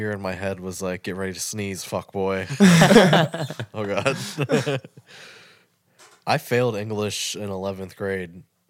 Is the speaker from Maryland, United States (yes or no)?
yes; Glen Burnie, Maryland, United States; also born or lived in Annapolis, Maryland; I am from Glen Burnie.